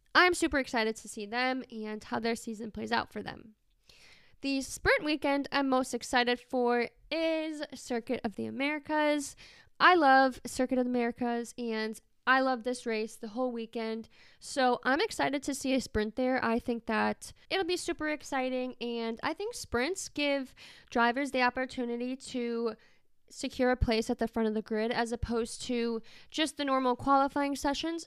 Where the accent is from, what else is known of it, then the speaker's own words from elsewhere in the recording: United States; I'm from the United States